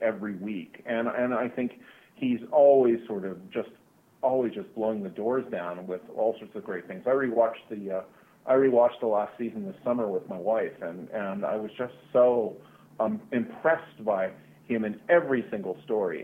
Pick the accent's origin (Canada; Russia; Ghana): Canada; growing up in Canada